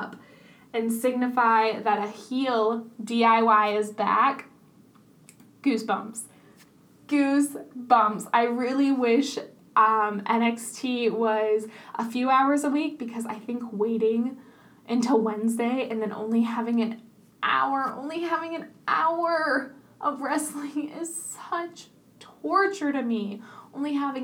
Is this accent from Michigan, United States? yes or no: no; Vermont, United States; growing up in Vermont